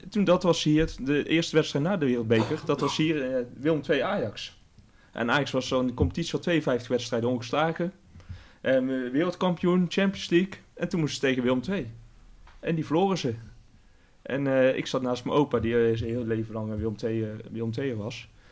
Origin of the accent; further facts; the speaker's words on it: Tilburg, North Brabant, Netherlands; accent: Brabants; moved away as an adult; now in The Hague, Netherlands; ik ben in Tilburg geboren. Mm Kom gewoon uit de regio.